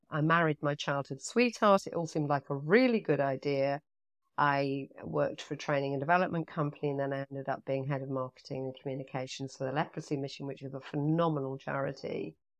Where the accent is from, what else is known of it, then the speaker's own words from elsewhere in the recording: Nottingham, East Midlands, United Kingdom; moved away; also born or lived in London / Nassau, Bahamas; I loved growing up in Nottingham.